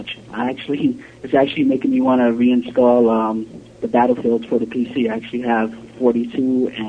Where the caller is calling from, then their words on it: New York City, New York, United States; Hey, what's up, guys? This is … from New York City.